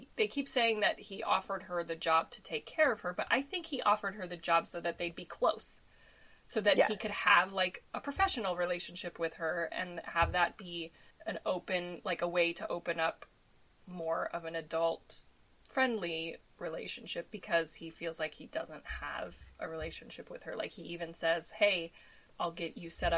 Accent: Denver, Colorado, United States; I grew up in Denver

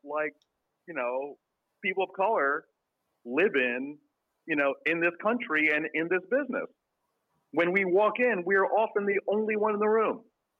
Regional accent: Queens, New York, United States; So I grew up in New York.

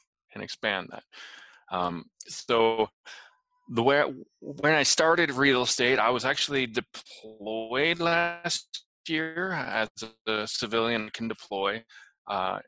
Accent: Utah, United States; now in Tulsa, United States; But I'm currently living in Tulsa, Oklahoma. Not from here. I'm from Utah

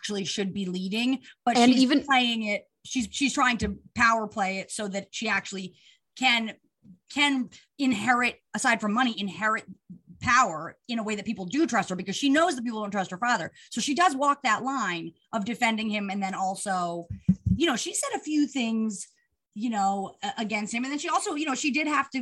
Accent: New York, United States; I'm from New York

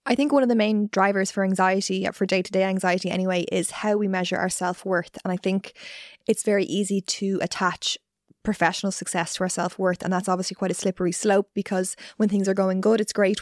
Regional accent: Ireland; being Irish

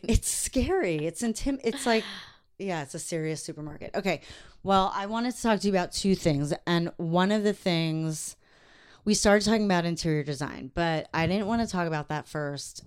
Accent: Long Island, New York, United States; moved away as an adult; now in Los Angeles, United States; I'm from Long Island

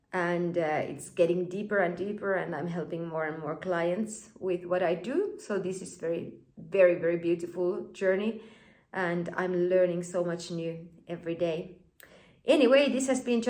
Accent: Finland; I was born and raised in Finland.

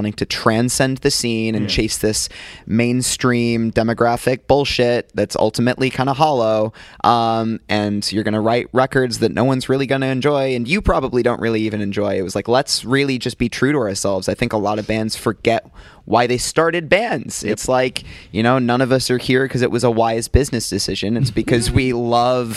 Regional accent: United Kingdom; also born or lived in United States; being American growing up in the UK ever since I was six

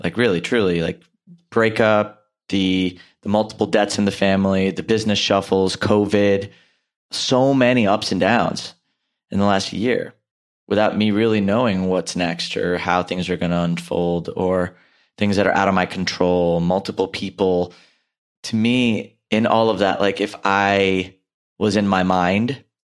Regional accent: India; an Indian male

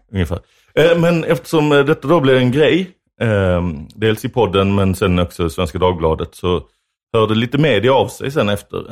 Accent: Lund, Skåne, Sweden; jag växte upp i Lund då några år, eh, efter dig

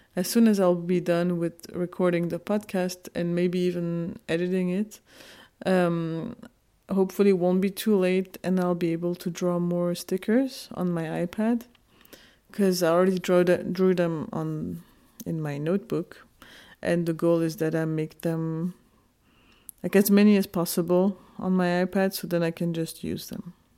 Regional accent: Geneva, Switzerland; also born or lived in Kurdistan, Turkey; I was born in Geneva, Switzerland.

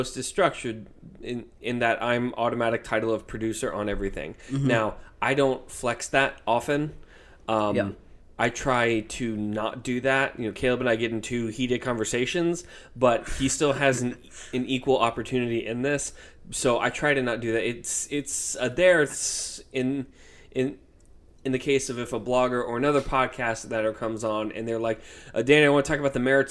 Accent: United States; I'm a Christian first, and I'm an American second

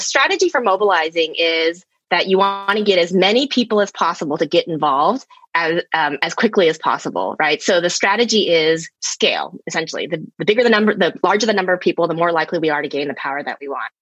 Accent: Texas, United States; now in Baltimore, United States; I grew up in Texas, which is, you know, pretty conservative southern state in the United States

